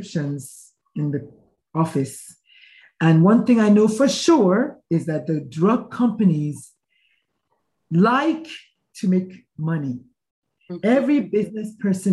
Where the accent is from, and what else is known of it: Nigeria; born or raised there; moved away as an adult; now in United States